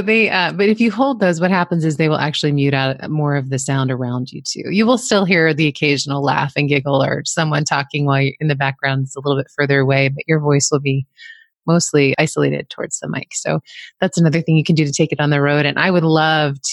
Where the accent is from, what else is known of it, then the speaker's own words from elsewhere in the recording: East Coast, United States; I grew up on the East Coast